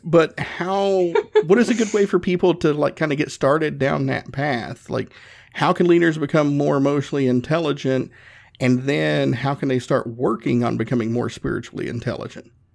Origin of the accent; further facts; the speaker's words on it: the South, United States; I'm from the South